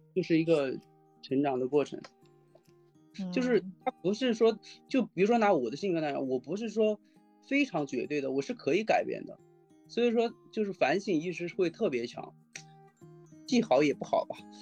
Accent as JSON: {"language": "Chinese", "region": "Hunan", "country": "China", "tie": "born or raised there", "moved": "yes", "lives_now": "Shanghai, China", "said": "我老家是湖南那边的，是陶渊明有篇文章就是桃花源嘛桃花源，就，嗯。是我老家，那地方还是真的盛产桃花"}